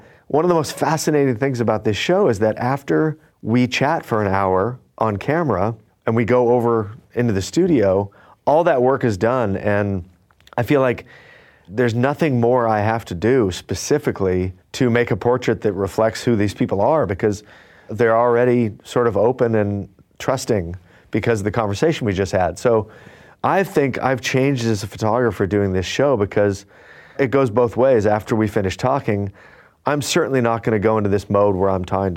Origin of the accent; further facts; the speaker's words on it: Fullerton, California, United States; I grew up in Fullerton, California